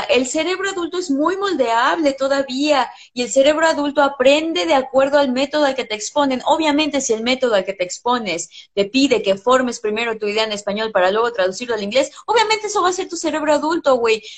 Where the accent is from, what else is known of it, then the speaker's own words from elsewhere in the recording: Mexico; first language English; mi experiencia como mujer mexicana